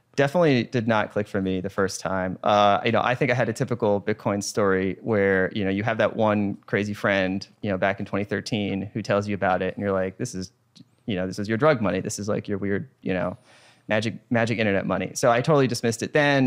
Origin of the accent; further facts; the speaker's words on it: United States; I'm an American.